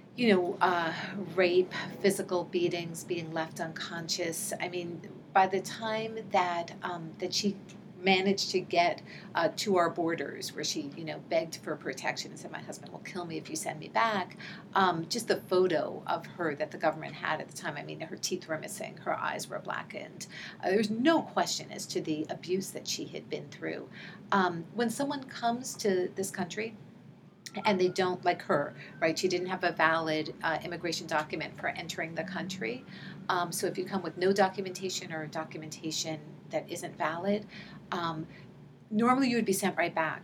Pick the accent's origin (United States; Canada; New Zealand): United States; New York City, New York; moved away as an adult; also born or lived in Santa Cruz, California / Newark, New Jersey; I grew up in New York City um, and um, went to public school, um, um, you know, from elementary through high school